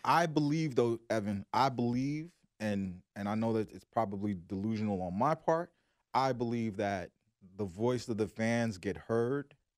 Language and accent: English; Brooklyn, New York, United States; I was from Brooklyn